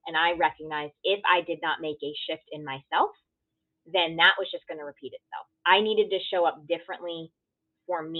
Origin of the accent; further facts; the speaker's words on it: Connecticut, United States; grew up in a small town in Connecticut. So, you know, growing up as an Indian girl in a predominantly white town